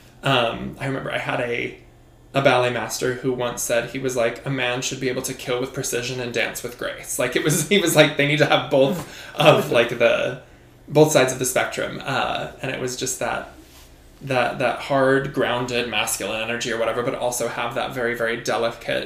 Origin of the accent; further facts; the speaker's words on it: Boise, Idaho, United States; moved away as an adult; also born or lived in Utah / Los Angeles / New York; I'm from Boise. I grew up dancing there through high school